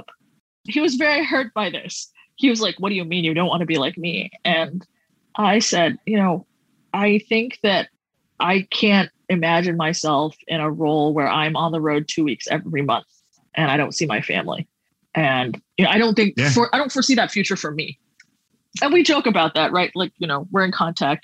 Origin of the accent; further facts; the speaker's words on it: Singapore; moved away as an adult; also born or lived in Connecticut; I'm from Singapore